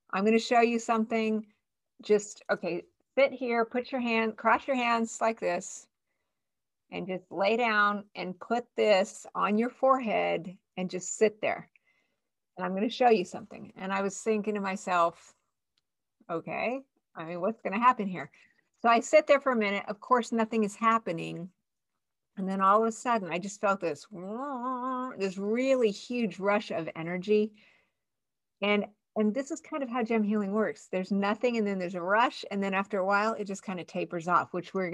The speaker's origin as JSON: {"language": "English", "town": "Albuquerque", "region": "New Mexico", "country": "United States", "tie": "born or raised there", "said": "I grew up in Albuquerque, New Mexico, back in the 60s and 70s."}